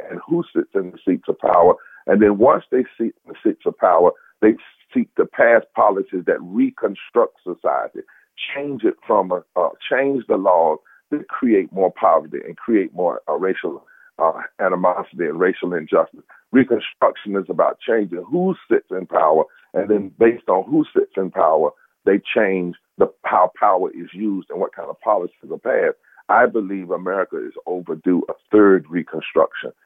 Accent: North Carolina, United States; I come from North Carolina

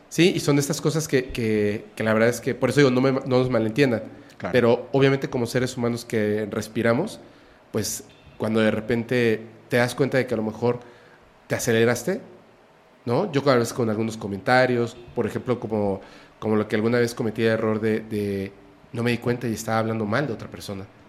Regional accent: Mexico; soy mexicano

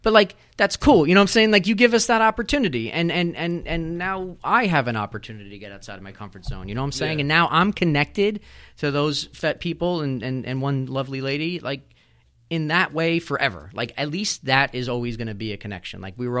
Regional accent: Wantagh, New York, United States; also born or lived in Bellmore, New York; I'm South Shore. I grew up in Wanto. I live in Belmore.

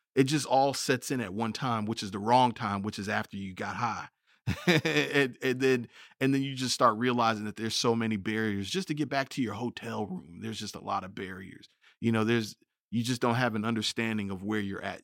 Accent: United States; being American

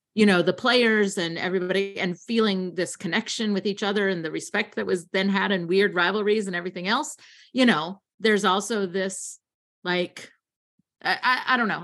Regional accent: Kentucky, United States; I grew up in Kentucky

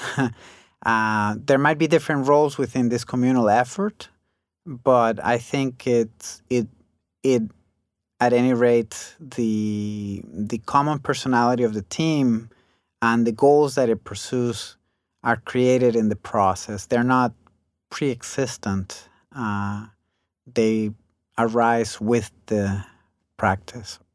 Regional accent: Costa Rica; moved away as an adult; also born or lived in United States; while I was growing up in Costa Rica

